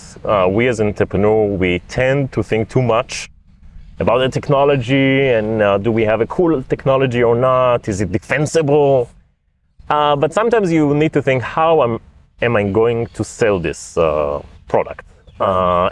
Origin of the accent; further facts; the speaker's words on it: Rishon LeZion, Central District, Israel; moved away as an adult; also born or lived in San Francisco Bay Area; I was born and raised in Rishon LeZion in Israel, and I just came back from like 7 years in San Francisco in the Bay Area.